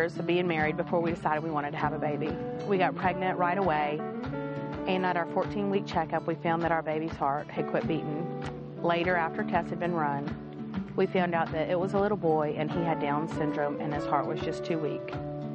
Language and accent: English; Charleston, South Carolina, United States; I grew up in Charleston, South Carolina, in a Christian home